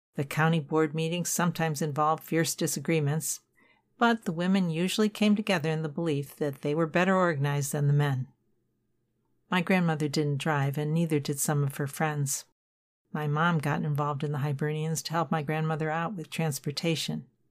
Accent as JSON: {"language": "English", "town": "Cleveland", "region": "Ohio", "country": "United States", "tie": "born or raised there", "said": "I was born and baptized in Saint Aloysius Parish on the east side. We moved in about nineteen fifty-six to a fairly new post-war subdivision in a West"}